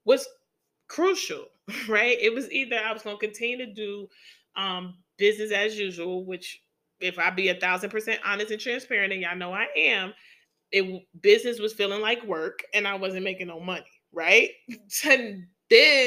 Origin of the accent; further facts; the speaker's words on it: New York City, New York, United States; my hometown of the NYC, right there in Brooklyn